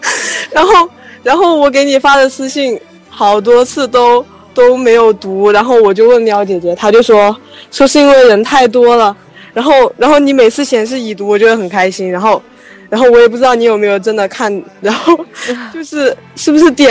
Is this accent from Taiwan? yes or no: no; Guangzhou, Guangdong, China; now in Wuhan, China; 因为我是从广州过来武汉这边读书